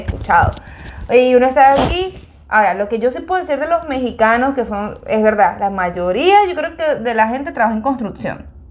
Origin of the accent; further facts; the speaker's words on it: Venezuela; moved away; yo soy venezolana, pero mi mamá es colombiana